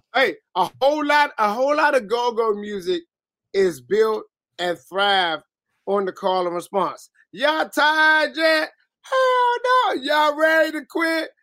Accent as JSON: {"language": "English", "town": "Washington", "region": "District of Columbia", "country": "United States", "tie": "born or raised there", "said": "from Southeast too. Southeast DC, Congress Park boy"}